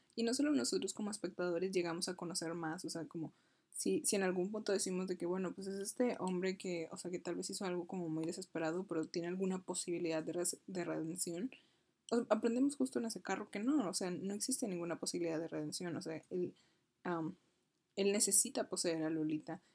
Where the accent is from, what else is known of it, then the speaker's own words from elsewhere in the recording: Monclova, Coahuila, Mexico; yo soy de Monclova